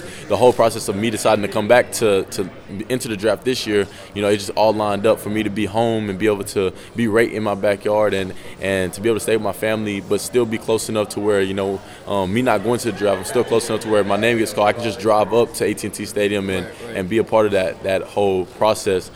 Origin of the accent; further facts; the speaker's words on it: Brenham, Texas, United States; I'm from Brenham, Texas